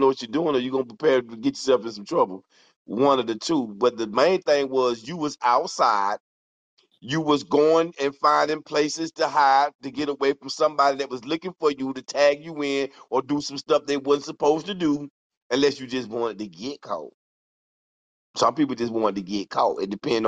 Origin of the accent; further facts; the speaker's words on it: Fort Pierce, Florida, United States; I'm from Fort Pierce, Florida, St. Lucie County